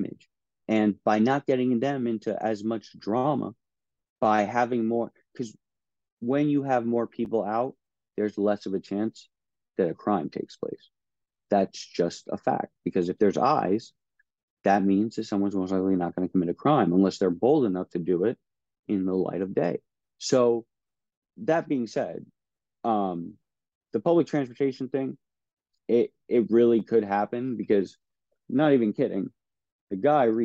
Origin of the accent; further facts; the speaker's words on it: Miami, Florida, United States; my hometown district that I was born and raised